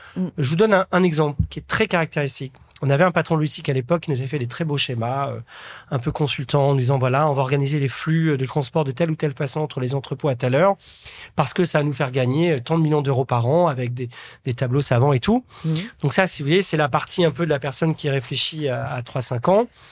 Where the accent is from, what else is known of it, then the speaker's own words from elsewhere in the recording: a small village in Nièvre, Burgundy, Bourgogne-Franche-Comté, France; moved away; je suis issu d'un petit village de la Nièvre, en Bourgogne